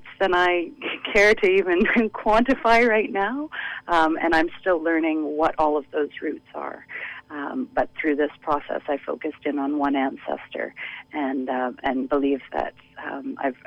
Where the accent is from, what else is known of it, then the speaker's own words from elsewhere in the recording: Ottawa, Ontario, Canada; now in Vancouver, Canada; I hail from Ottawa. I've been working as an independent dance artist in Vancouver since 2011.